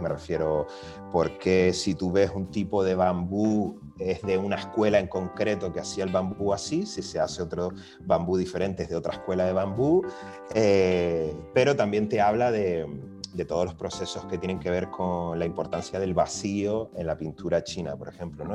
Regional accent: Canary Islands, Spain; also born or lived in Valencia; yo que vengo de Canarias

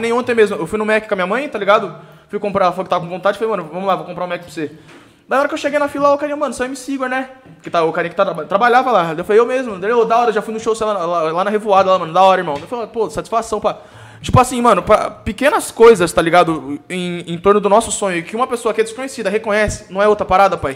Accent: Sorocaba, São Paulo, Brazil; born or raised there; also born or lived in São Roque

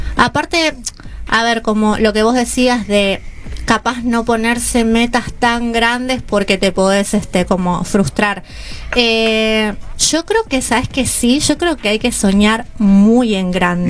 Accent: Lomas del Mirador, Buenos Aires Province, Argentina; Soy del oeste de Lomas del Mirador

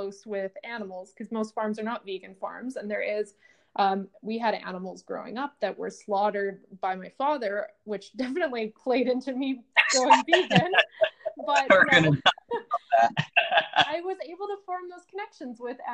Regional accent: California, United States; growing up in California

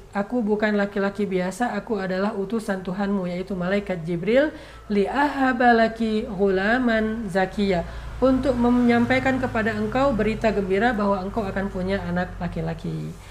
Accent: Aceh, Indonesia; moved away; kampung saya di Aceh

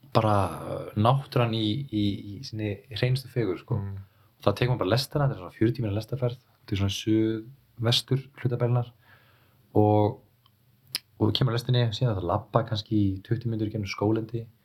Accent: Iceland; moved away; also born or lived in Berlin; ég er frá Íslandi

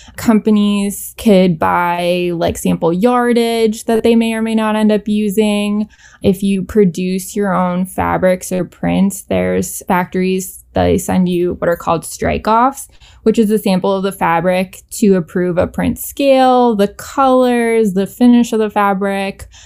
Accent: Canada; moved away as an adult; now in New York City, United States; I grew up in Canada

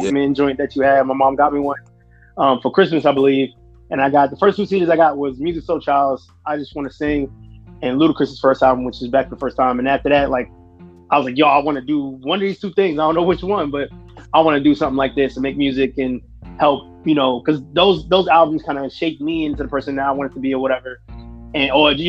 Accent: New York City, New York, United States; Brooklyn, New York. Born and raised

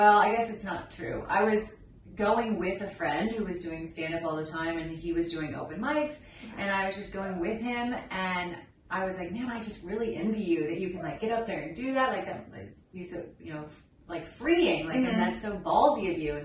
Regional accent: Kansas City, United States; moved away as an adult; now in Los Angeles, United States; I grew up in Kansas City

